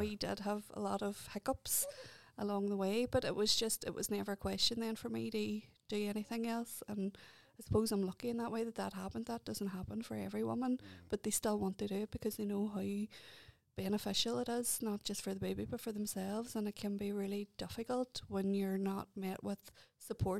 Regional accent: Derry, Northern Ireland, United Kingdom; moved away as an adult; also born or lived in Antrim; I just moved back here to Derry from, I used to live in Antrim. So coming back in and still breastfeeding a two-year-old, and it was my hometown.

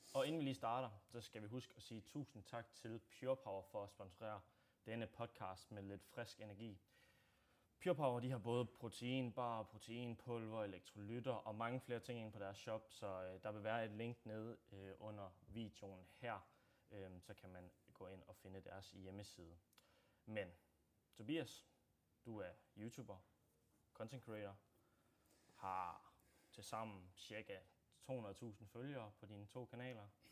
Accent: Odense, Southern Denmark, Denmark; born or raised there; also born or lived in North Jutland

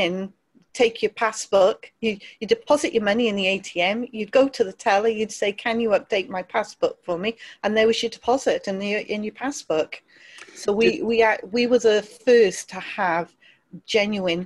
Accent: Wales, United Kingdom; also born or lived in London; I ended up being raised in Wales from about the age of five

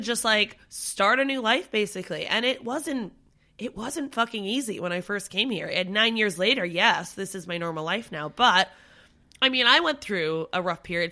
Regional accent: Canada; moved away as an adult; now in United Kingdom; Canada's just as equally my home

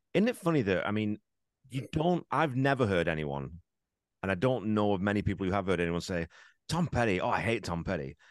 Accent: England, United Kingdom; now in Canada; I grew up in England

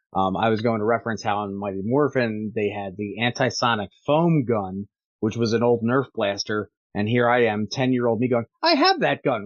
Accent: Scotland, United Kingdom; I'm Scottish

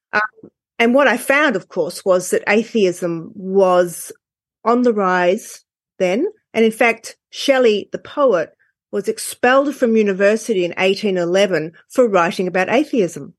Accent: Australia; I'm from Australia

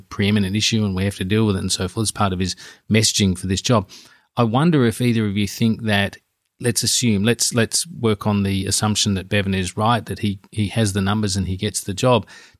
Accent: Australia; as an Australian political journalist

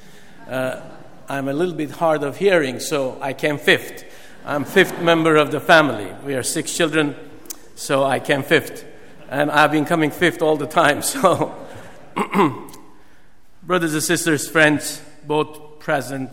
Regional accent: Iran; moved away; I was born and bred in Iran

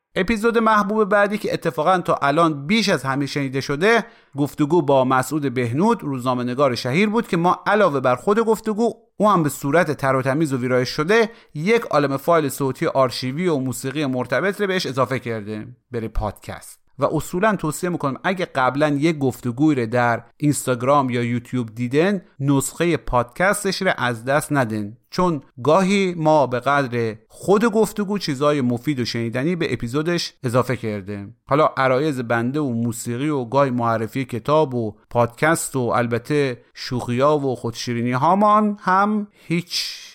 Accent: Khorasan, Iran; ما به عنوان یک خراسانی

